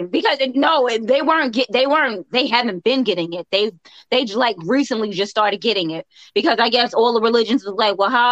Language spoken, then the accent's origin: English; New York, United States; moved away; we're from New York